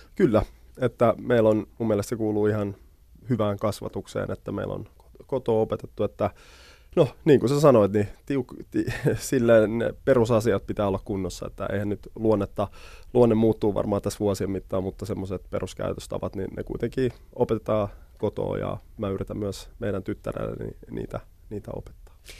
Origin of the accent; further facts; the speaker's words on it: Helsinki, Uusimaa, Finland; also born or lived in Germany / Sweden; me muutettiin suoraan Punavuoreen